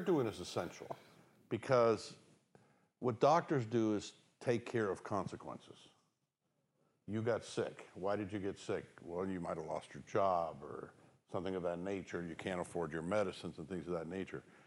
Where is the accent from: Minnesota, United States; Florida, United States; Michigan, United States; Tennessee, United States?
Florida, United States; moved away; I'm from Florida